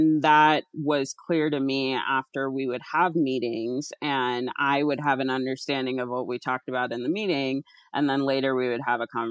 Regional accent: Alaska, United States; moved away; also born or lived in East Coast, United States / California; I grew up in Alaska, but lived for a long time on the East Coast

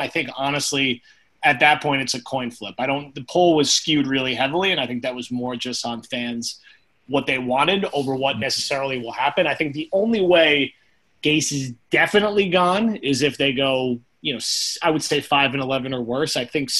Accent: New Jersey, United States; accent: North Jersey; It's my North Jersey accent.

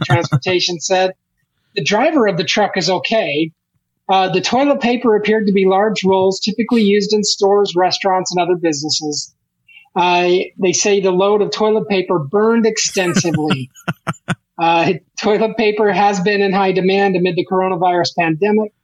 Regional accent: Ogden, Utah, United States; my hometown of Ogden, Utah.

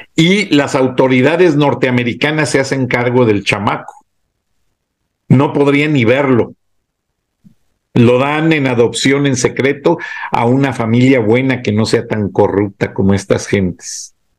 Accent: Mexico; moved away; also born or lived in Atlanta, United States; como mexicano, empleado de la empresa

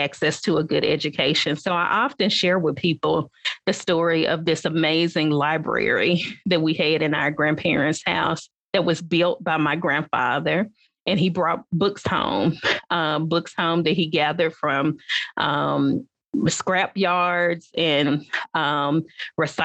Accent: Atoka, Tennessee, United States; My childhood growing up in West Tennessee, I grew up in a small town

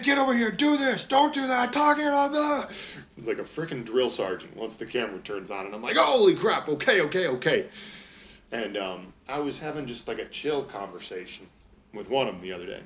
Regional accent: Minnesota, United States; I'm from Minnesota

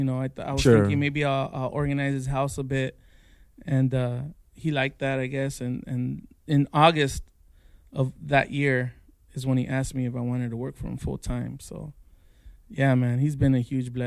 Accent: La Puente, California, United States; moved away as an adult; also born or lived in Phoenix; I grew up in La Puente, which is in the San Gabriel Valley

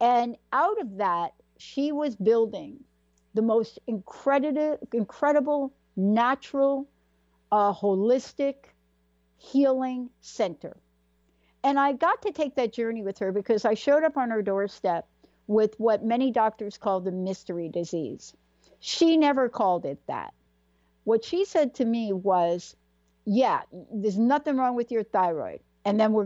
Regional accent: East Coast, United States; growing up on the East Coast

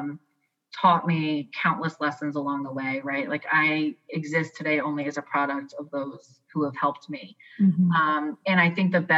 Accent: New York, United States; also born or lived in the South, United States; now in US South; I grew up in New York

